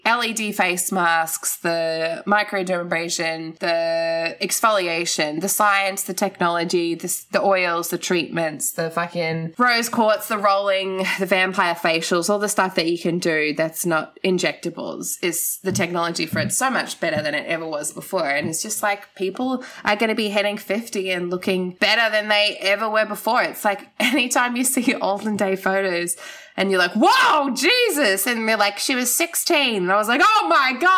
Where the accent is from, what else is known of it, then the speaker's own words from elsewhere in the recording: Gold Coast, Queensland, Australia; I grew up on the Gold Coast